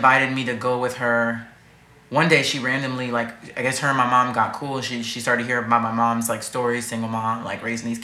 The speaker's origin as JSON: {"language": "English", "region": "New York", "country": "United States", "tie": "born or raised there", "said": "growing up in New York"}